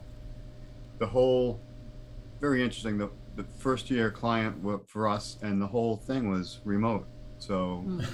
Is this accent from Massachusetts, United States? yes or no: yes; Massachusetts, United States; now in Wickford, United States; I grew up in Massachusetts